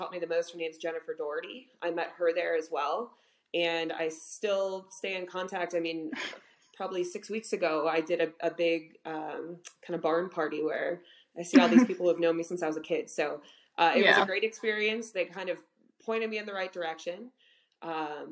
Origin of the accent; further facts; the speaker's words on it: Homer Glen, Illinois, United States; I grew up in Homer Glen, Illinois